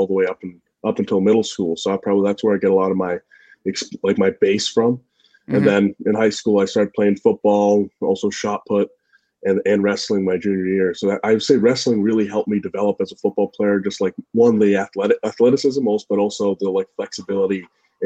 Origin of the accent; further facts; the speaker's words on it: New Hampshire, United States; I was from New Hampshire